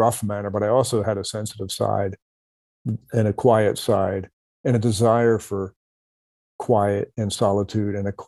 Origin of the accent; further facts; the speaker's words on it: Camden, New Jersey, United States; also born or lived in Philadelphia area; now in Mojave Desert, United States; I grew up in South Jersey in a very congested area